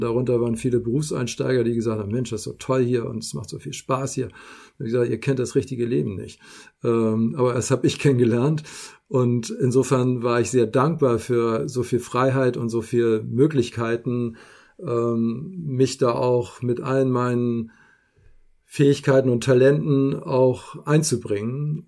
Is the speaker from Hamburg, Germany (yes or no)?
yes; Hamburg, Germany; moved away as an adult; now in Simonsberg, Germany; Eigentlich ist es Hamburg, auch mein Geburtsort. Und bis März äh, ist es das auch gewesen.